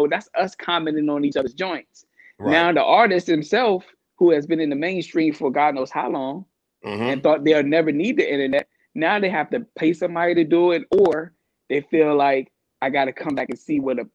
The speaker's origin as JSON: {"language": "English", "town": "Takoma Park", "region": "Maryland", "country": "United States", "tie": "born or raised there", "also_born_or_lived": "Washington, D.C.", "said": "born and raised in Washington, D.C., probably when I was about 3 or 4, my grandma decided to say, hey, let's move out of the city. Let's move to Tacoma Park."}